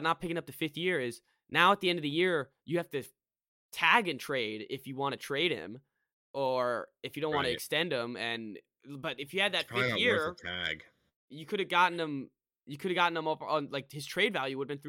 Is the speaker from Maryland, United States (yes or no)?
yes; Annapolis, Maryland, United States; we're from Annapolis